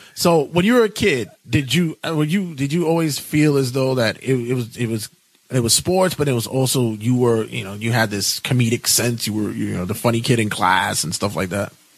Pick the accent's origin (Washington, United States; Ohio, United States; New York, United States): New York, United States; New York City; now in Ridgewood, Queens, United States; I'm originally from Brooklyn